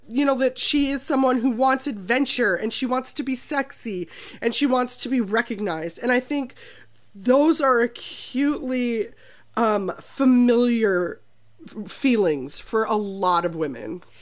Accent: Minnesota, United States; I'm also from Minnesota

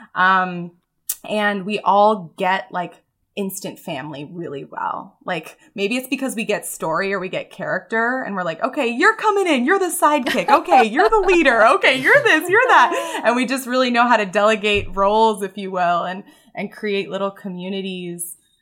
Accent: Mountain View, California, United States; moved away as an adult; I grew up in the San Francisco Bay Area, Mountain View, and, like, walked to elementary school, rode my bike to middle

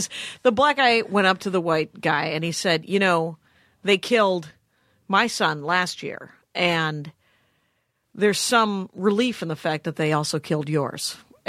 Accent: Milwaukee, Wisconsin, United States; now in Los Angeles, United States; Bill's from Chicago, I'm from Milwaukee.

